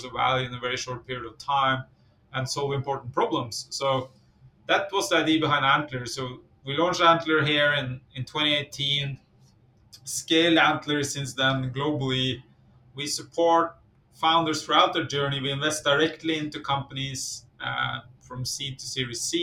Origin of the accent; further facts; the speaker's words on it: Norway; moved away; I come from Norway originally, grew up in kind of farm country in Norway